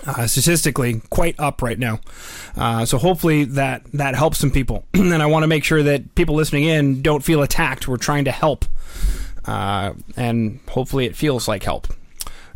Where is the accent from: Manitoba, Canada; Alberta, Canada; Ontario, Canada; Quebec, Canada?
Manitoba, Canada; Winnipeg; now in Edmonton, Canada; I may live in Edmonton, baby, but I'm from Winnipeg.